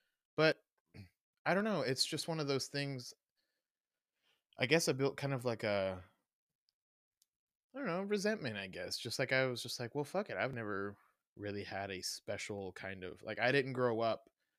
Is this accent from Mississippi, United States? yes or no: yes; Mississippi, United States; I grew up in Mississippi, so I guess the holidays were Thanksgiving and Christmas, since they're so family oriented.